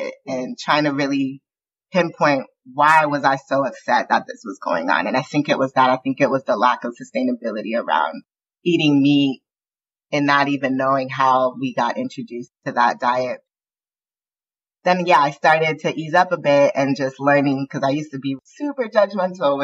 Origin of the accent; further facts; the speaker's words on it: Southern California, United States; I grew up in the Southern California punk scene